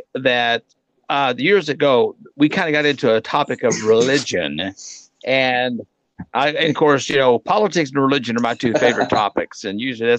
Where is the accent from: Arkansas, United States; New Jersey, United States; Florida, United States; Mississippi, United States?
Arkansas, United States; And let me tell you, growing up in Arkansas, everything tastes better with gravy.